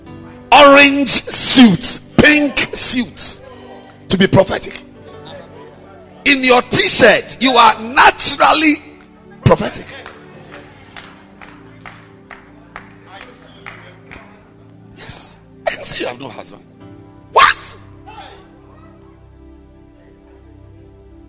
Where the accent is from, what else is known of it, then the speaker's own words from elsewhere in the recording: Ghana; I'm a Ghanaian